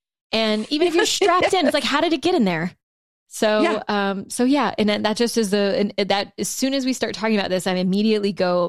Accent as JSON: {"language": "English", "region": "Louisiana", "country": "United States", "said": "And I had never even seen fucking snow like this before in my life. I'm from South Louisiana. I'm like, I've only ever seen this in the movies."}